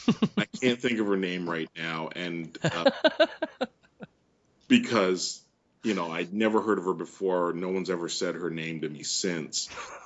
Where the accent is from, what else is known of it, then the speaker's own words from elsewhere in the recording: Canada; And in most situations, I am very Canadian and I don't complain or anything.